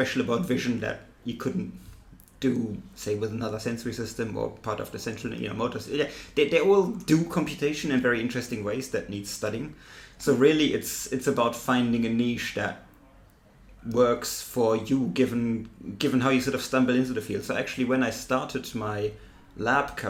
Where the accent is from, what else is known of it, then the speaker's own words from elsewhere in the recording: Germany; accent: German; English is a second language; moved away as an adult; also born or lived in Cambridge, United Kingdom / Tübingen, Germany; now in Sussex, United Kingdom; you can tell from my accent, I'm German